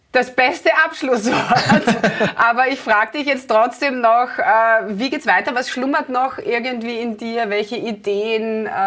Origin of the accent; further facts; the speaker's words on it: Klosterneuburg, Lower Austria, Austria; in Klosterneuburg, meiner Heimatstadt, fahre ich immer vorbei